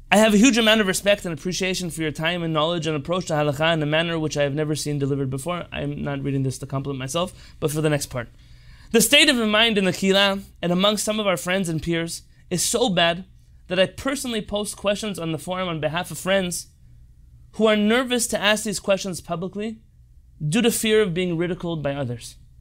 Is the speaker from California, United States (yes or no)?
yes; San Diego, California, United States; I grew up here in San Diego, California, to a family of religious, Sephardic Israeli parents